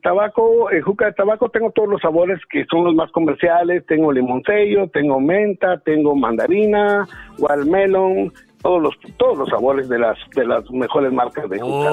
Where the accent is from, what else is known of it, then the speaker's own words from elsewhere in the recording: Guatemala; now in Los Angeles, United States; seré mexicano de corazón y de afecto, pero de nacimiento soy guatemalteco